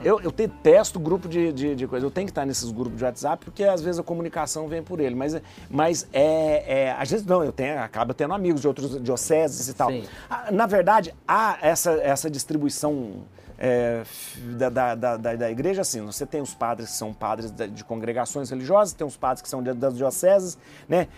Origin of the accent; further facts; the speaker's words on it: interior of Minas Gerais, Brazil; Eu sou de uma cidade do interior de Minas, né?